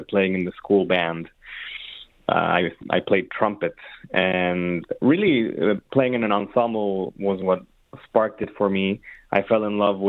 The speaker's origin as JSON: {"language": "English", "region": "Mexico City", "country": "Mexico", "tie": "born or raised there", "also_born_or_lived": "San Francisco / Ann Arbor, Michigan / Boston", "moved": "as an adult", "lives_now": "Detroit, United States", "said": "I'm Mexican, born and raised in Mexico City, and I was there until I was 18 years old"}